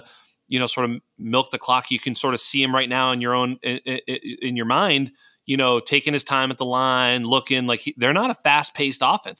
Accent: Boston, Massachusetts, United States; I'm from Boston

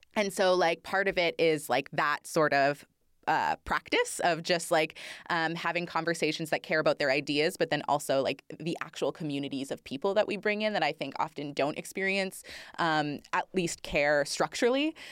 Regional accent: Northern Ontario, Canada; I grew up in Northern Ontario and I love being from the north.

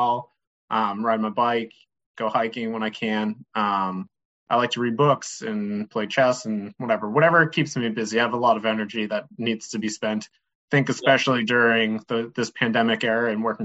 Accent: Boston, Massachusetts, United States; moved away as an adult; also born or lived in North Carolina; I'm originally from Boston. Grew up just south of the city.

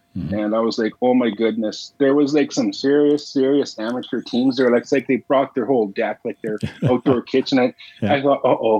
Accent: Saskatoon, Saskatchewan, Canada; moved away as an adult; now in Lloydminster, Canada; I'm originally from Saskatoon

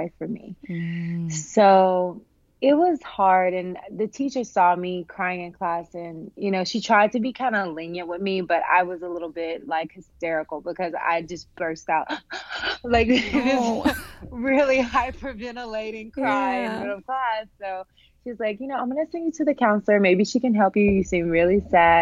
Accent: Humboldt, Tennessee, United States; I am a Southern girl. I'm from Humboldt, Tennessee

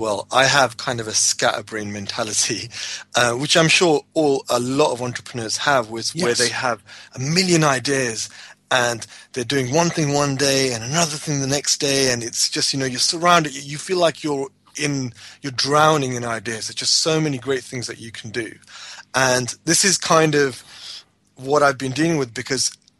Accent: United Kingdom; I was born in the UK

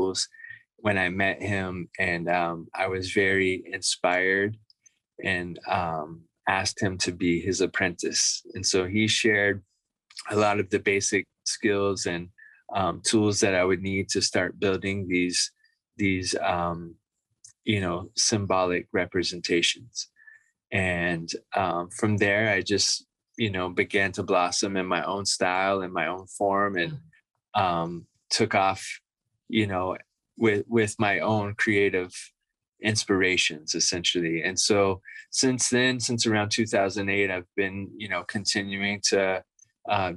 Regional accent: Florida, United States; I grew up in Florida in the Southeast

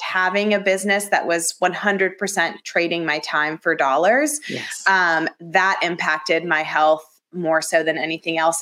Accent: Atlanta, Georgia, United States; moved away as an adult; also born or lived in Athens, Georgia / Los Angeles / Dallas / Washington D.C.; I grew up in the suburbs of Atlanta

